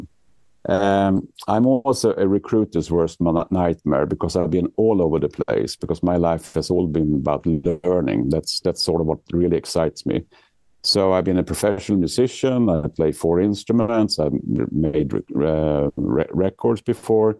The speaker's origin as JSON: {"language": "English", "country": "Sweden", "tie": "born or raised there", "moved": "as an adult", "lives_now": "New York, United States", "said": "I'm actually born and raised in Sweden, but I moved here to the US about 10 years ago. I live in New York"}